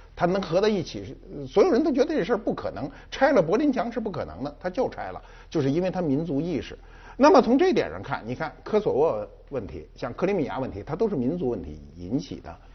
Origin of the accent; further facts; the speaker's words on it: China; 我中国人